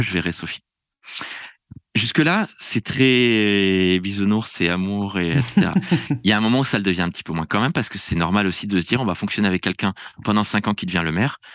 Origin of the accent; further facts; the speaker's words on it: France; moved away; je viens de France